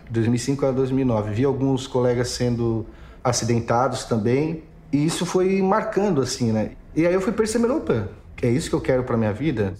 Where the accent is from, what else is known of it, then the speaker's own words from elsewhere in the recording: Imaruí, Santa Catarina, Brazil; now in Criciúma, Brazil; Eu sou de Imaruí, é uma cidadezinha a 110 quilômetros ao norte de Criciúma, a 89 quilômetros